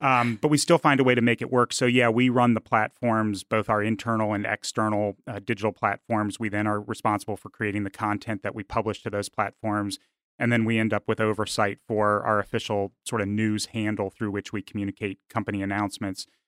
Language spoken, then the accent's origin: English; Washington, District of Columbia, United States; moved away as an adult; also born or lived in Richmond, Virginia / Arkansas; growing up in the Washington, D C area